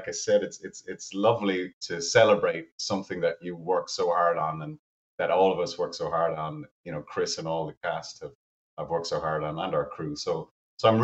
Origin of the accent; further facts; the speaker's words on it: Cork, Munster, Ireland; my hometown